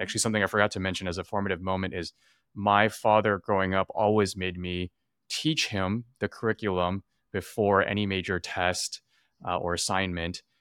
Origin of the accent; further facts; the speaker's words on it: California, United States; growing up in California